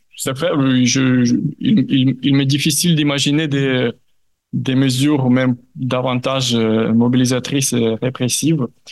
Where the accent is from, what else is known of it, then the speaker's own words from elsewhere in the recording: Ukraine; en tant qu'Ukrainien, en tant que chercheur ukrainien